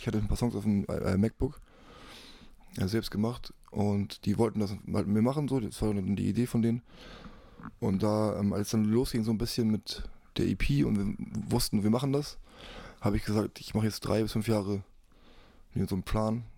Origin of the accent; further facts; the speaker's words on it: Hamburg, Germany; ich bin ja Hamburger, ich bin hier wegen Familie, mein Kind ist hier